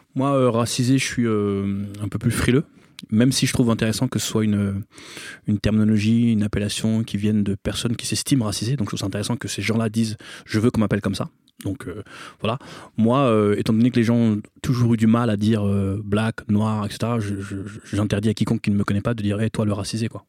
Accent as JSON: {"language": "French", "town": "Bobigny", "region": "Île-de-France", "country": "France", "tie": "born or raised there", "said": "Moi, j'ai grandi à Bobigny, dans un quartier qui s'appelle l'Abreuvoir, où on est très mélangé."}